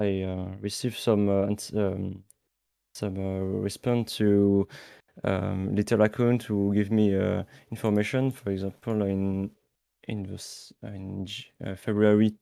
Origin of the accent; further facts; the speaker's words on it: France; also born or lived in Toulouse; I'm from France and I live near Toulouse.